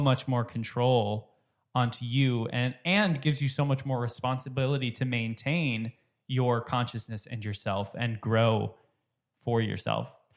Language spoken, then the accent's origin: English; Minnesota, United States; I grew up in Minnesota